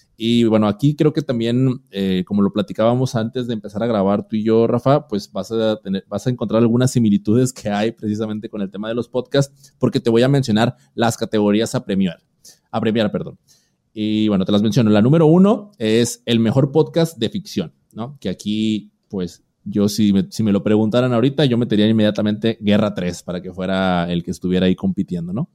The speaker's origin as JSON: {"language": "Spanish", "country": "Mexico", "said": "en mi país, México"}